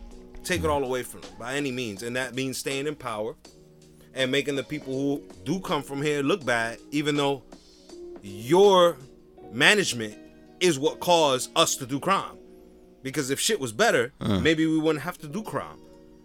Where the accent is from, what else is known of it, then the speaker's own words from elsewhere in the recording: Jersey City, New Jersey, United States; I grew up in Jersey City